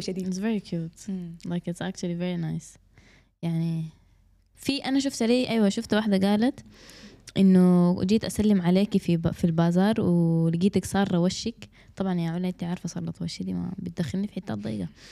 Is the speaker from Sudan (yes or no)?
yes; Sudan; احنا كسودانيين